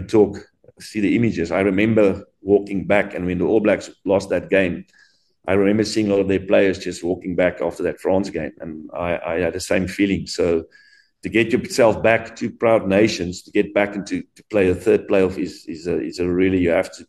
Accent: South Africa; being a South African

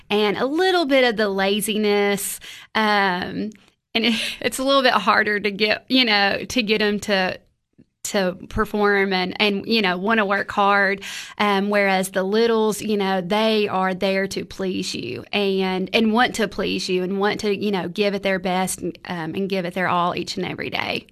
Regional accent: Crossville, Tennessee, United States; moved away as an adult; also born or lived in Cookeville, Tennessee; born and raised in Crossville, Tennessee

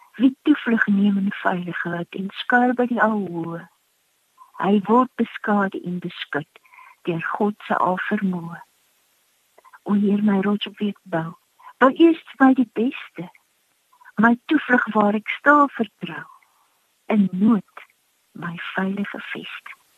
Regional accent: South Africa; ons as Suid-Afrikaners

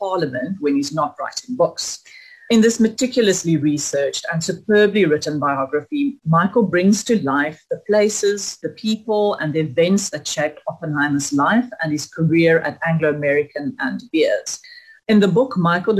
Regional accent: South Africa; my identity as a South African

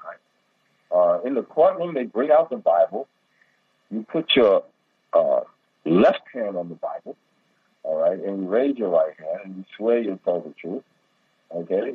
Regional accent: United States; now in Pakistan; I'm an American

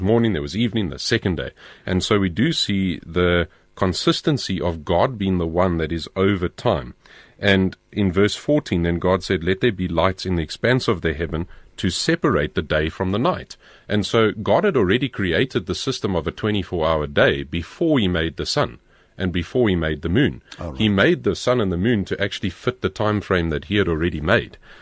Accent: Pretoria, Gauteng, South Africa; I grew up in Pretoria

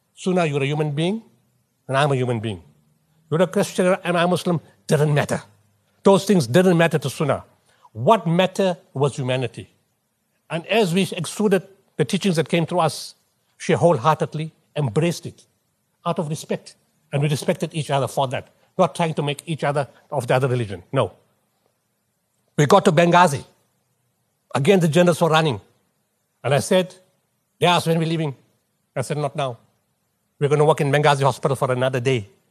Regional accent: Potchefstroom, North West, South Africa; moved away; also born or lived in Durban / Pietermaritzburg; I'm from Potchefstroom

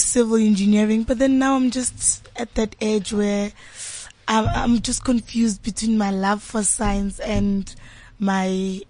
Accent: Diepsloot, Gauteng, South Africa; I'm from Diepsloot. Mm-hmm. It's a disadvantaged community. There's a lot of teenage pregnancy.

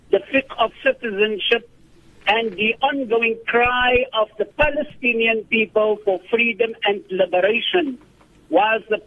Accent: South Africa; for us as South African citizens.

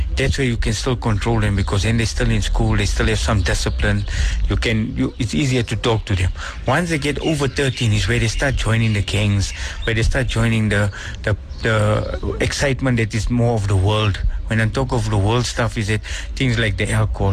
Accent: Benoni, Gauteng, South Africa; I'm from Actonville, but I stay outside of Actonville now

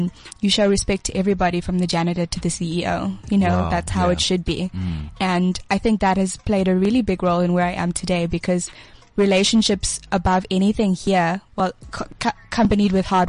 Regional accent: Bulawayo, Zimbabwe; moved away as an adult; also born or lived in Cape Town; I grew up in a really small town, Bulawayo.

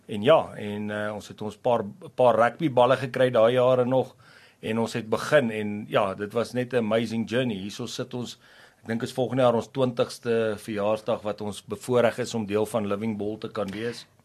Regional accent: Pretoria, Gauteng, South Africa; ek het daar in die Moot, Pretoria se deel groot geword.

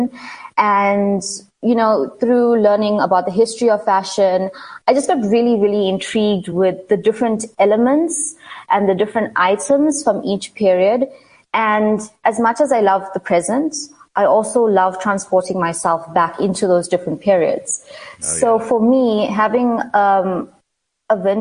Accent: Durban, KwaZulu-Natal, South Africa; now in Johannesburg, South Africa; I'm originally from Durban, and I'm working in Johannesburg as a market research analyst.

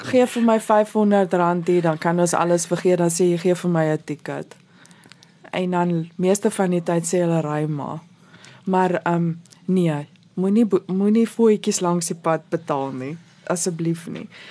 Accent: South Africa; Ons is nou Suid-Afrikaners

